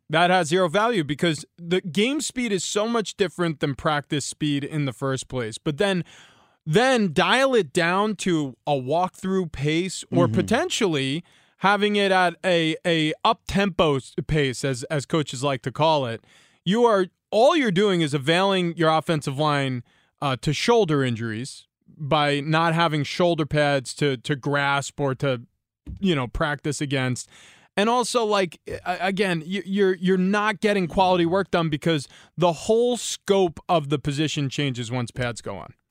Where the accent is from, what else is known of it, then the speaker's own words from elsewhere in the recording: New York, United States; I grew up in New York